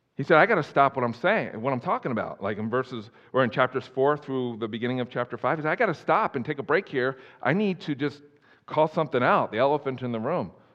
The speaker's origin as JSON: {"language": "English", "region": "East Coast", "country": "United States", "tie": "born or raised there", "moved": "yes", "said": "I grew up on the East Coast"}